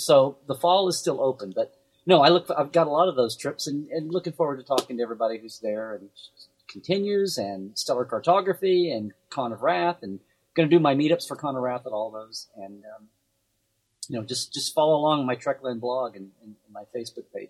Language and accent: English; Oklahoma City, Oklahoma, United States; moved away; my hometown boys back in Oklahoma City